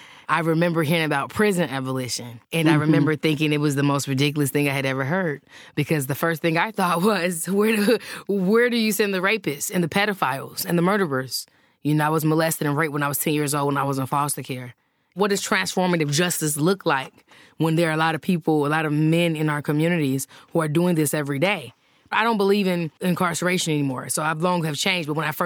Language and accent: English; Chicago, Illinois, United States; I was born on the West Side. It's an African-American and Puerto Rican community.